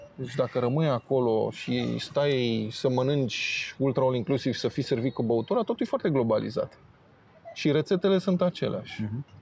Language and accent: Romanian; Romania; m-a întrebat de unde sunt, că am văzut că sunt străin și a zis că sunt din România